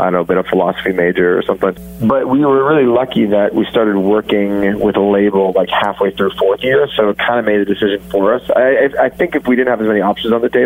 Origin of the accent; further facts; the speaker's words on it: Toronto, Ontario, Canada; also born or lived in Hamilton, Ontario; I am from Toronto originally